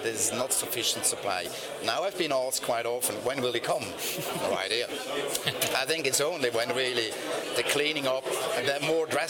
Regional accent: Switzerland; I come from Switzerland

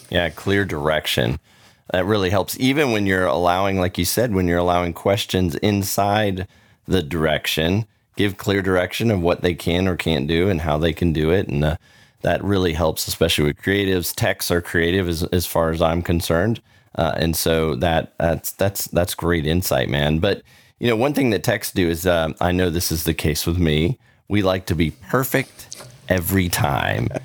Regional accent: Orlando, Florida, United States; now in Texas, United States; I grew up in Orlando

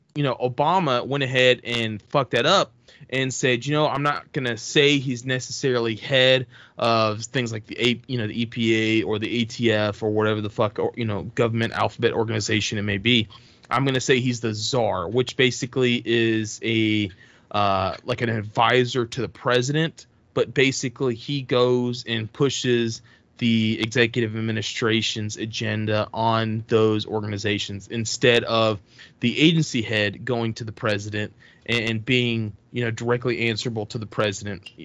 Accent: Texas, United States; moved away; I'm from Texas. I have a lot of family still that lives there.

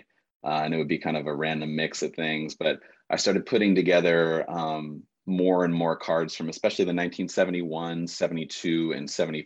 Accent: New York, United States; I was already sort of an emerging New York Knicks fan, growing up in the New York area.

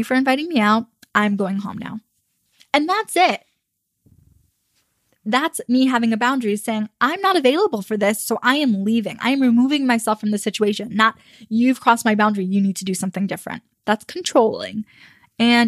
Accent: United States; I'm American.

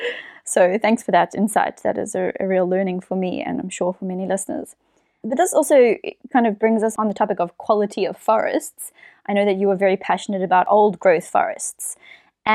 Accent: South Africa; moved away; we are originally South African, so we do have to go back there to visit our friends and our family

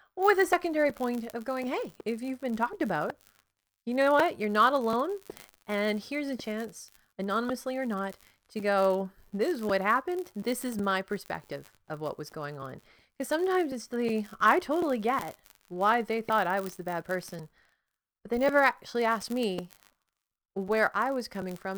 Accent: Canada; I'm Canadian

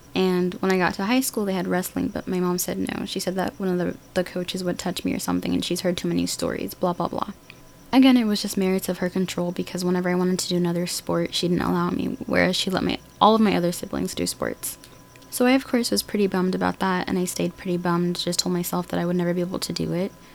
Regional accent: United States; Learning and growing up in America

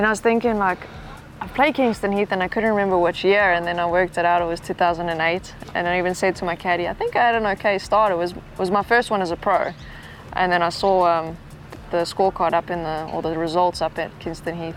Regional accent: South Africa; growing up in South Africa

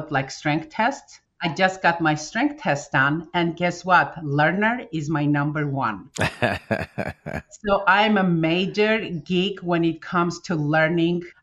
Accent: Armenia; moved away as an adult; When we came from Armenia in 1992 with my family, I just finished my college. So we moved here

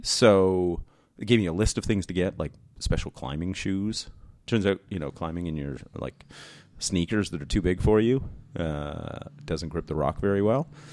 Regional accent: New Brunswick, Canada; we lived in, like, rural New Brunswick, Um, it's where I was raised

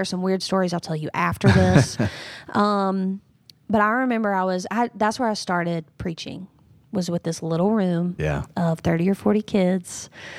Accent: North Carolina, United States; now in South Carolina, United States; I grew up in North Carolina, yep, from the coast, moved here to South Carolina, and I've only ever known Bible Belt.

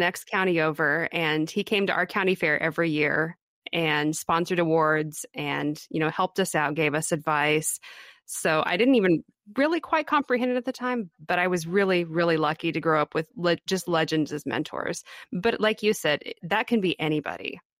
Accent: Kansas, United States; I am from Kansas. I grew up here.

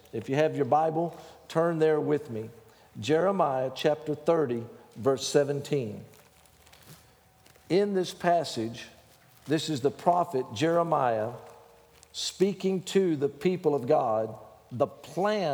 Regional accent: Texas, United States; accent: Texas; my Texas accent

